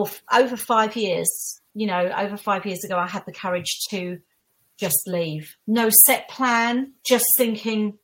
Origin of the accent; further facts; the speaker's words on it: Essex, East of England, United Kingdom; I'm from Essex. I used to get all the Essex girl jokes